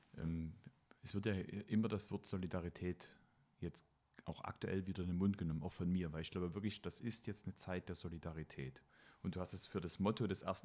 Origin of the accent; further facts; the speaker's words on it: Meissen, Saxony, Germany; Ich habe ja meine Kindheit in Meißen verbracht.